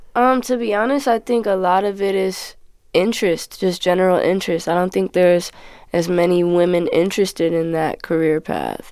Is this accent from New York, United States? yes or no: no; Los Angeles, California, United States; I'm from Midtown.